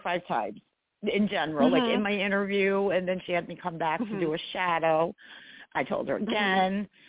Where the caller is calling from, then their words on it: New York, United States; I am in New York State.